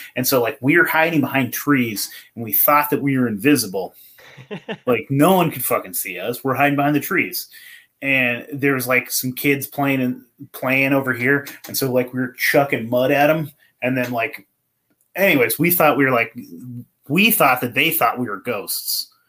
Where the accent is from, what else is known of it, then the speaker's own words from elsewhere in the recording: California, United States; I came from California and then I moved to Portland.